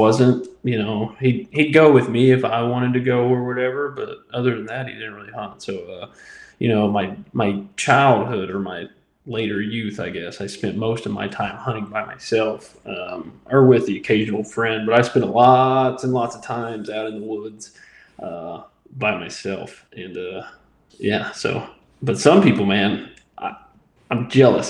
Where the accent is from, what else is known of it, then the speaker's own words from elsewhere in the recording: Midwest, United States; also born or lived in the South; now in Southern United States; I grew up in the Midwest, and then I've lived in the South ever since then